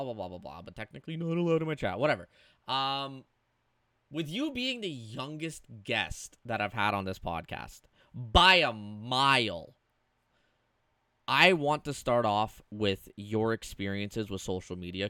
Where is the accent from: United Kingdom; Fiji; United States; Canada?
Canada; I'm Canadian